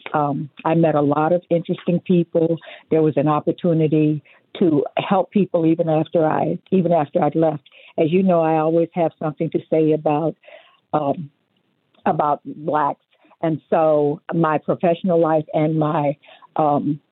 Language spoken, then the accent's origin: English; Detroit, Michigan, United States; moved away as an adult; now in Las Vegas, United States; I came here August 22nd, 1977, so that would put me here at 46 years from Detroit, Michigan